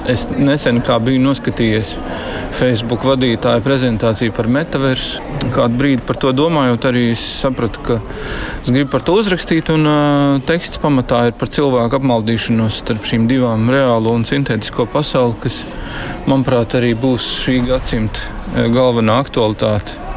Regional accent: Siberia, Russia; first language Russian; Latvian is a second language; now in Latvia; Es esmu repatriants no Sibīrijas, un mana dzimta valoda ir krievu.

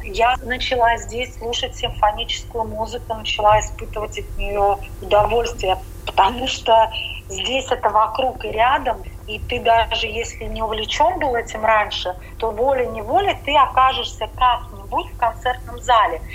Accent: Riga, Latvia; moved away as an adult; also born or lived in Jurmala, Latvia; now in Vienna, Austria; Я тоскую по своим людям рижским.

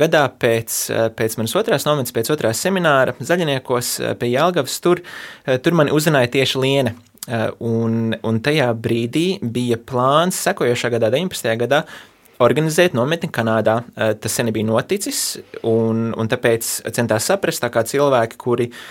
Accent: United States; also born or lived in Latvia; es piedzimu Latvijā, bet uzaugu Amerikā

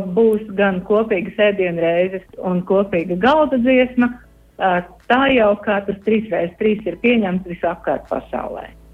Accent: Matīšu/Mazsalaca area near Valmiera, Vidzeme, Latvia; now in Germany; Es esmu no Maccelatas

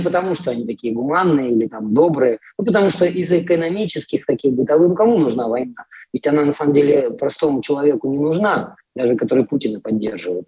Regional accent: Irkutsk, Irkutsk Oblast, Russia; moved away as an adult; now in Poland; в том же моем родном Иркутске, откуда я родом

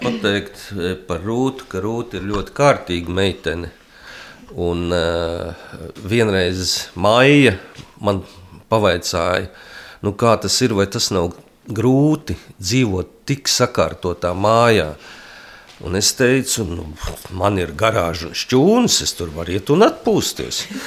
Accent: Latvia

